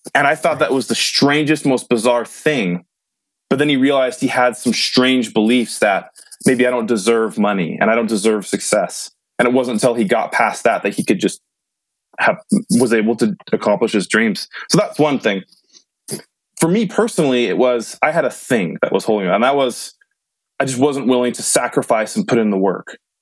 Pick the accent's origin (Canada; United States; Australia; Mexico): United States; Modesto, California; moved away as an adult; now in Utah, United States; my hometown Modesto